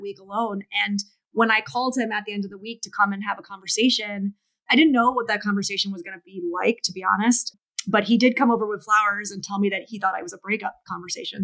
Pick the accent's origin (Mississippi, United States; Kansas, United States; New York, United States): New York, United States; I'm from New York